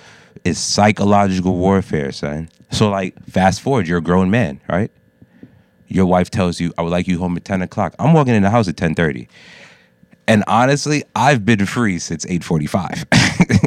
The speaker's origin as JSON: {"language": "English", "country": "United States", "tie": "born or raised there", "said": "I'm a first generation Jamaican American. I was born here, but I was grown with a Jamaican mother."}